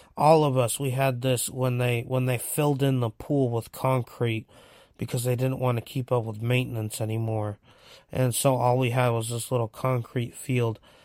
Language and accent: English; Seaside, California, United States; also born or lived in Monterey, California; I was born in Monterey at Chomp, um, but I was raised in Seaside, California